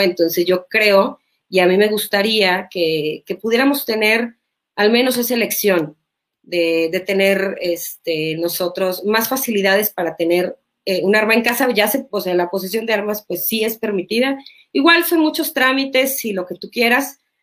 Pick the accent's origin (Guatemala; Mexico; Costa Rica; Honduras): Mexico; en mi país